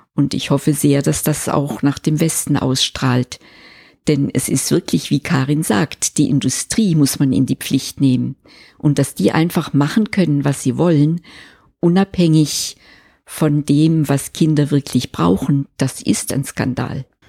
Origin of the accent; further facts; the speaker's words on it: Switzerland; bei uns in der Schweiz